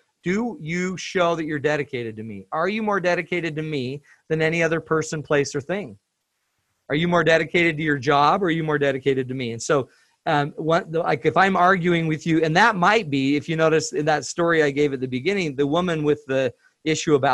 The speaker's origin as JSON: {"language": "English", "region": "Utah", "country": "United States", "said": "I'm from Utah. Utah's arid."}